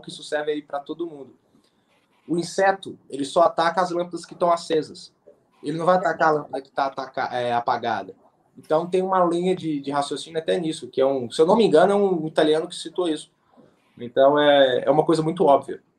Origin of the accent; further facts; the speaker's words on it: Belo Horizonte, Minas Gerais, Brazil; eu sou de BH